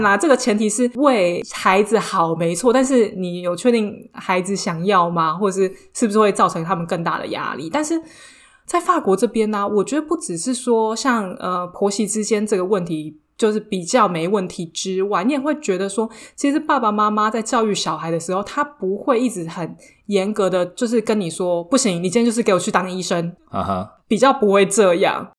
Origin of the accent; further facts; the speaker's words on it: Taiwan; now in France; 朋友之间就像我们台湾人一样